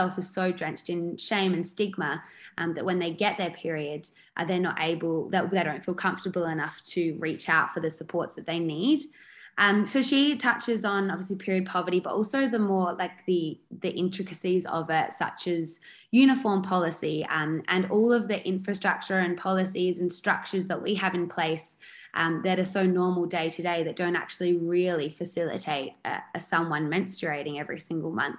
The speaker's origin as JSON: {"language": "English", "region": "South Australia", "country": "Australia", "said": "We are from South Australia"}